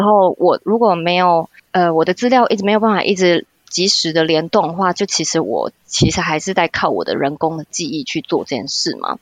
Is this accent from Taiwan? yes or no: yes; Taiwan; moved away as an adult; now in Brussels, Belgium; 我其实就是也是在台湾读书啊长大，然后先工作